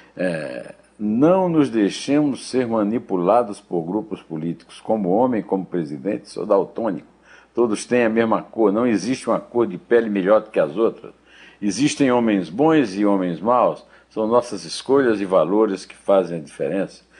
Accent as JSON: {"language": "Portuguese", "region": "Sertão", "country": "Brazil", "tie": "born or raised there", "said": "eu passei minha infância ouvindo a minha mãe dizer na calçada da nossa casa no sertão"}